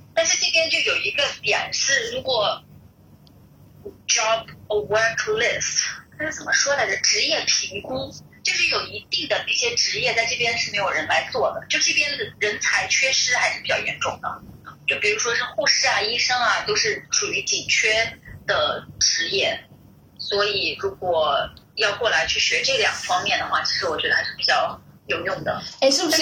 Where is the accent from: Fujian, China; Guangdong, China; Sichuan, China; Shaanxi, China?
Shaanxi, China; Xianyang; moved away as an adult; now in Melbourne, Australia; 我来自咸阳